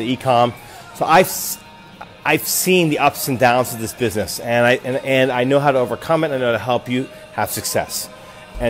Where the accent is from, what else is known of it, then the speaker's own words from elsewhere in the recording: United States; also born or lived in Japan; I'm American